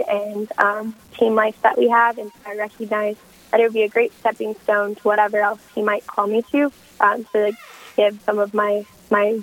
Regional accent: Kentucky, United States; moved away as an adult; also born or lived in Illinois; now in Minnesota, United States; I was born in Illinois, and I grew up in Kentucky, and now I live in Minnesota

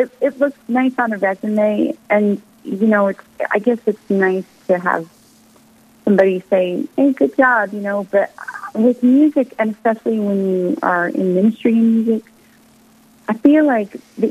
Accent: United States; now in Nashville, United States; I'm an American

